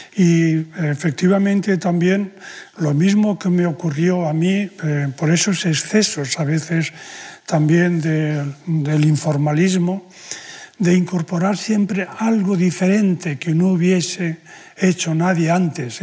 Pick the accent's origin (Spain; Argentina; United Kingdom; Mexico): Spain; la condición de español, en, mi caso